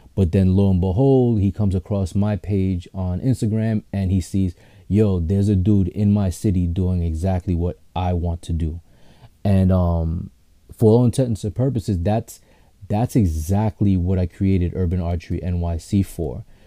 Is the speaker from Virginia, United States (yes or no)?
no; New York City, New York, United States; I'm from Queens